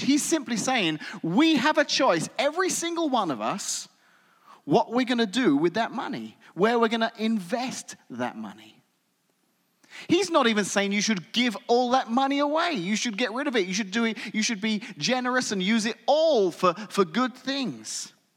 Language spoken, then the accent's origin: English; England, United Kingdom; moved away as an adult; now in United States; having spent my entire childhood and young adult life growing up in England